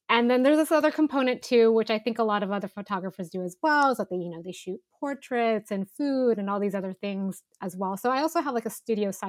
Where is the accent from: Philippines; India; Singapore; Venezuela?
Philippines; now in United States; So I'm I'm Filipina.